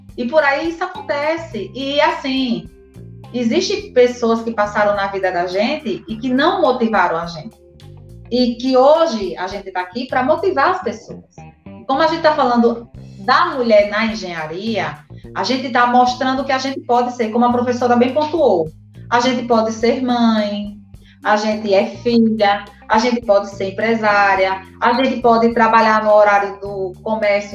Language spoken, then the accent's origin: Portuguese; Arapiraca, Alagoas, Brazil; now in Maceió, Brazil; Sou do interior. Tenho o maior orgulho de ser de Arapiraca. Moro em Maceió.